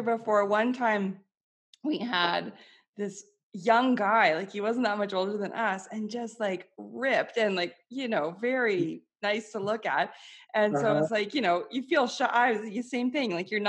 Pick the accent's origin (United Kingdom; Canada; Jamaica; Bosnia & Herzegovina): Canada; also born or lived in Belgium; I'm Canadian.